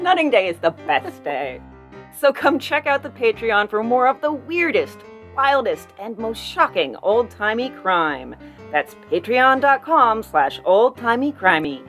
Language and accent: English; Warren, United States; I'm from Warren.